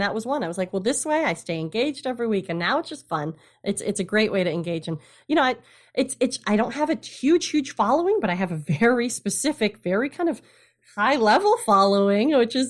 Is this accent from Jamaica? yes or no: no; Midwest, United States; Like I'm a Midwesterner, you know, that speaks regularly.